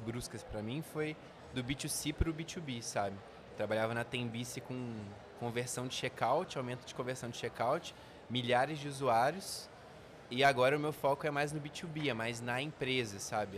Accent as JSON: {"language": "Portuguese", "town": "Volta Redonda", "region": "Rio de Janeiro", "country": "Brazil", "said": "a gente é do interior do Rio, né, de Volta Redonda"}